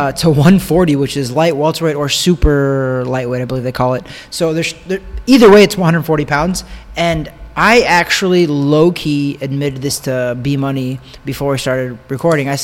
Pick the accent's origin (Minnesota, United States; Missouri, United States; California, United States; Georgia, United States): Missouri, United States; Osborn; now in Orlando, United States; I grew up in Osborne, Missouri